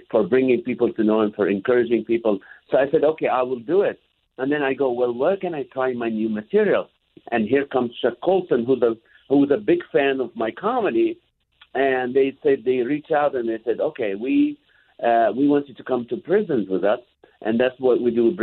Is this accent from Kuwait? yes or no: yes; Kuwait; My mom, I grew up in Kuwait. My mom never breastfed me.